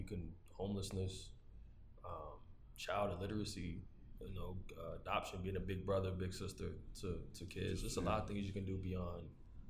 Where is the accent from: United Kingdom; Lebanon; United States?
United States; the South; I'm from the South